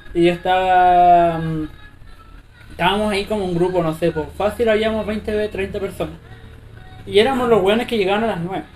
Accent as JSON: {"language": "Spanish", "town": "Río Negro", "region": "Los Lagos", "country": "Chile", "also_born_or_lived": "Concepción / Osorno", "moved": "as an adult", "lives_now": "Santiago, Chile", "said": "yo no vengo como de Osorno, sino que de Río Negro, que es un pueblo que no tiene ni, semáforo"}